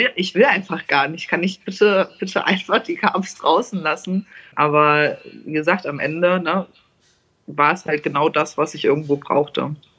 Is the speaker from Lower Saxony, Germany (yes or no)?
no; Hesse, Germany; ich komme ja aus Hessen